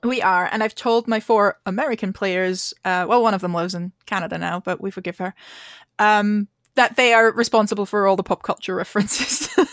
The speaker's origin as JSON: {"language": "English", "country": "Austria", "moved": "yes", "lives_now": "Edinburgh, United Kingdom", "said": "I live in Edinburgh and in Scotland, uh, although I'm originally from Austria"}